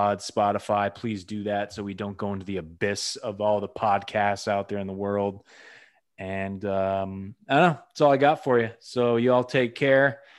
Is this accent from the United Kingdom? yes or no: yes; England, United Kingdom; I'm from England